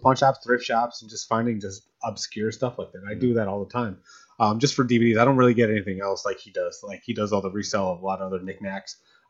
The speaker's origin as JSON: {"language": "English", "town": "Atlantic City", "region": "New Jersey", "country": "United States", "tie": "born or raised there", "moved": "yes", "said": "Yeah, I'm from Atlantic City, New Jersey. Atlantic City High."}